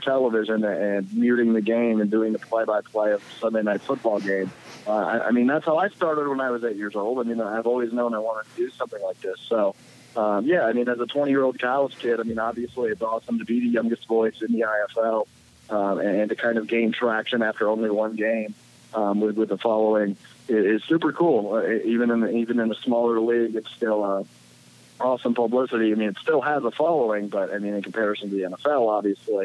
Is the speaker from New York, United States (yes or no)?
no; Green Bay, Wisconsin, United States; I'm from Green Bay